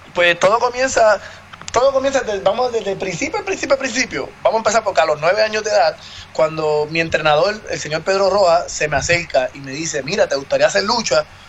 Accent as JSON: {"language": "Spanish", "country": "Puerto Rico", "said": "yo soy el único puertorriqueño"}